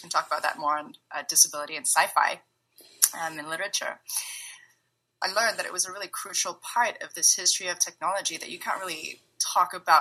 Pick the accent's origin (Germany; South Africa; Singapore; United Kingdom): Singapore; now in San Francisco Bay Area, United States; I'm currently based in the Bay Area, but I'm originally from Singapore.